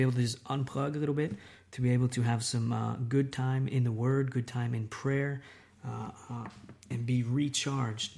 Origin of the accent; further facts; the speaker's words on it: United States; moved away as an adult; now in Italy; I'm an American